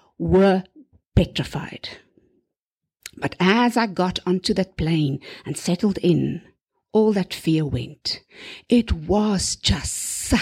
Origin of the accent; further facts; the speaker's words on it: South Africa; I'm from South Africa. I was a teacher there too